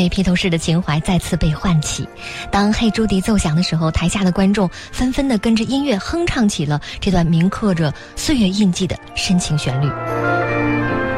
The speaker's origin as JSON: {"language": "Chinese", "country": "China", "said": "我们中国人"}